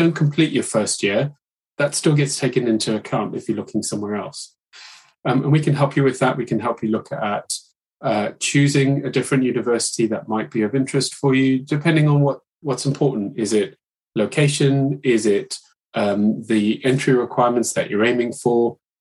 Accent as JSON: {"language": "English", "country": "Zimbabwe", "moved": "as an adult", "lives_now": "United Kingdom", "said": "I was an international student back when I went to university. I'm from Zimbabwe originally"}